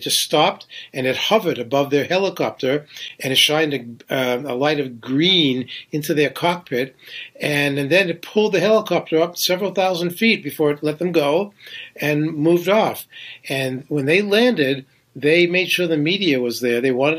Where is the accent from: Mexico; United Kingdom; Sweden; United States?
United States; New Hampshire; moved away as an adult; now in New York City, United States; I came to New York from New Hampshire in 1970 with a suitcase and guitar. I was a folk singer, and I was trying to make it.